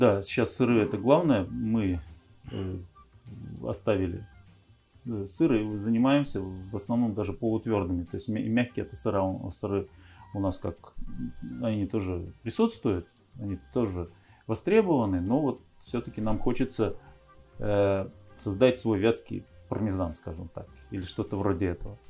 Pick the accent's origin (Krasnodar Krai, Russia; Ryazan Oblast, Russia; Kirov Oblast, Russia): Kirov Oblast, Russia; Urzhum District; also born or lived in Moscow, Russia; мы переехали в деревню. Сначала это был Уржумский район